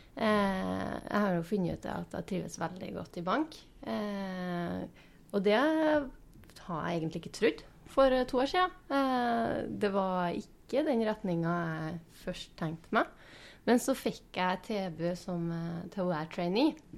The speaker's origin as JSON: {"language": "Norwegian", "town": "Inderøy", "region": "Trøndelag", "country": "Norway", "also_born_or_lived": "Bodø", "moved": "as an adult", "lives_now": "Steinkjer, Norway", "said": "Jeg er opprinnelig fra Inderøya, så det er ganske nært eh, hjem"}